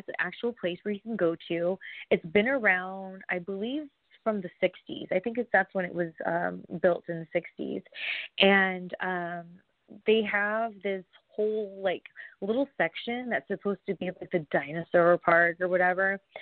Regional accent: Southern California, United States; I'm from California, SoCal, I'm from like the 909

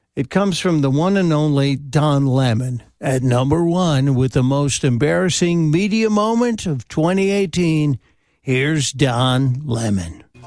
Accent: Chicago, Illinois, United States; I grew up in Chicago. I was born and raised on the south side of the city.

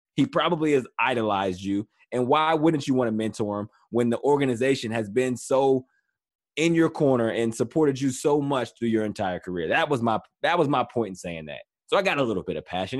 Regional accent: Western Pennsylvania, United States; moved away as an adult; now in Ohio, United States; I am from Western Pennsylvania, and I say that because I grew up in Steeler country.

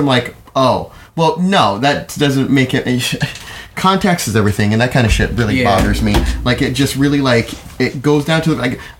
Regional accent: Jamaica; I'm proud of being Jamaican.

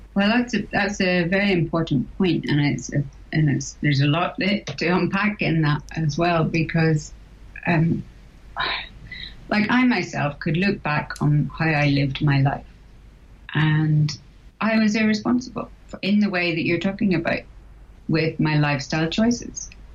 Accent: Northern Ireland, United Kingdom; moved away as an adult; I was born and brought up in Northern Ireland

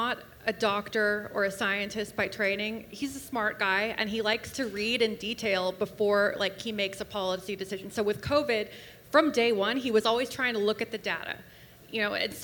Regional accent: Los Angeles, California, United States; moved away as an adult; also born or lived in Georgia (country) / Russia / Washington D.C.; now in Florida, United States; I'm from Los Angeles. I grew up in California

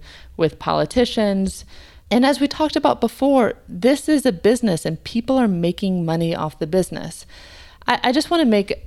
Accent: United States; as an American

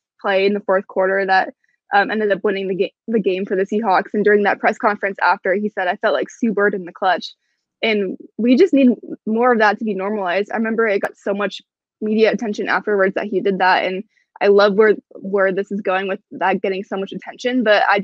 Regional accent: Portland, Oregon, United States; moved away as an adult; also born or lived in Colorado / New York City; now in Seattle, United States; I'm from Portland, Oregon, and Seattle's about 3.5 hours away from Portland.

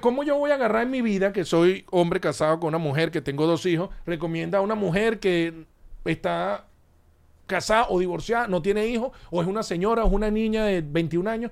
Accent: Caracas, Capital District, Venezuela; now in United States; Caracas, nací en Caracas

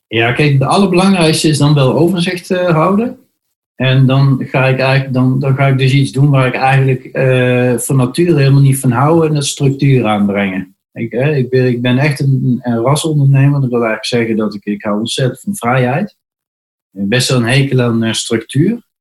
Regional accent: Netherlands

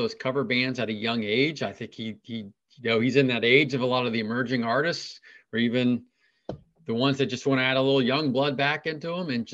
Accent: Cincinnati, Ohio, United States; now in Columbus, United States; Because I'm in Columbus, Ohio. I grew up in Cincinnati.

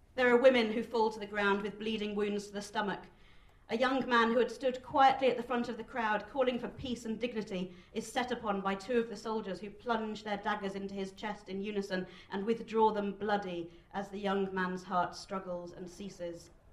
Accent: United Kingdom; as a Jewish person growing up in Britain

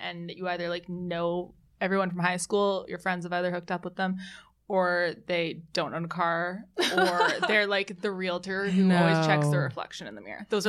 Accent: Vancouver, British Columbia, Canada

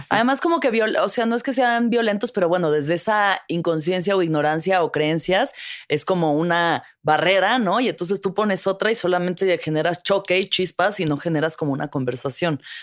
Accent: Mexico City, Mexico; yo siempre he vivido en la ciudad capital

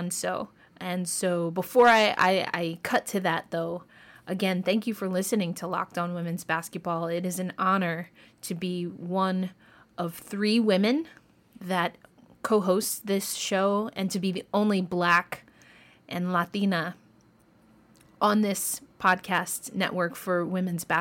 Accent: Westchester County, New York, United States; Growing up in Westchester County, that's where I did my schooling, Westchester County, New York

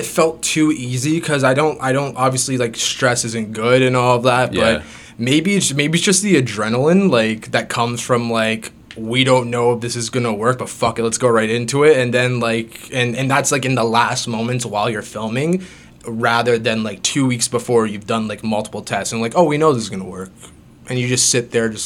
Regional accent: Greater Toronto Area, Ontario, Canada; I'm born and raised in, I can't say Toronto, within the GTA

